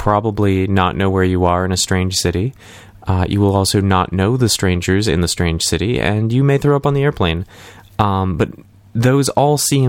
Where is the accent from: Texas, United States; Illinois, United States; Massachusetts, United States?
Massachusetts, United States; Lowell; my hometown